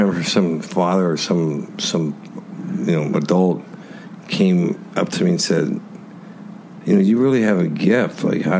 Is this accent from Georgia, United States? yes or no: no; Anaheim, California, United States; No, I grew up in California. Where'd you grow up? In the Anaheim area.